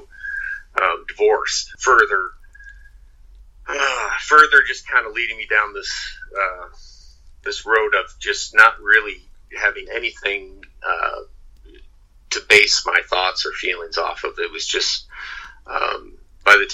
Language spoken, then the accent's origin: English; Midwest, United States; now in Venice, Florida, United States; I was born in the Midwest